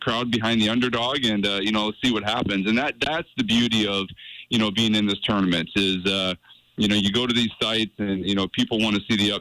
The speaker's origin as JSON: {"language": "English", "region": "Iowa", "country": "United States", "tie": "born or raised there", "moved": "as an adult", "lives_now": "Montana, United States", "said": "I grew up in Iowa and came from Iowa"}